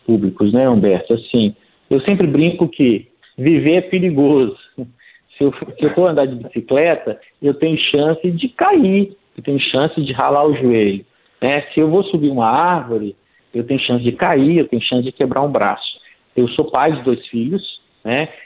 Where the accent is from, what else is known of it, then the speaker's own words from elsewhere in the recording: interior of Minas Gerais, Brazil; eu sou do interior de Minas, é, a minha cidade, graças a Deus, tem muitas praças